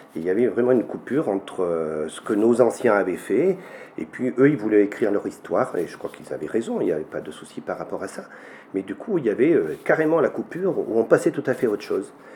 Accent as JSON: {"language": "French", "area": "Rocharinge, commune of Araules", "region": "Auvergne-Rhône-Alpes", "country": "France", "tie": "born or raised there", "said": "je suis originaire de, ce village de Rocharinge, en Touloire, Rocharinge, commune d'Arol, à 1100 mètres d'altitude. Donc je suis né ici"}